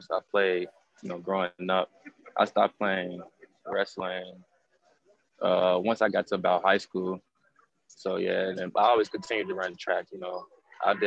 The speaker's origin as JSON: {"language": "English", "town": "Cincinnati", "region": "Ohio", "country": "United States", "tie": "born or raised there", "said": "Cincinnati, my hometown"}